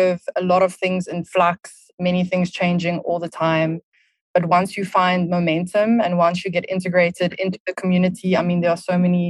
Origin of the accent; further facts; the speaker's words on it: South Africa; moved away as an adult; also born or lived in Barcelona, Spain / Düsseldorf, Germany; now in Berlin, Germany; I am originally from South Africa, which you can probably tell from my accent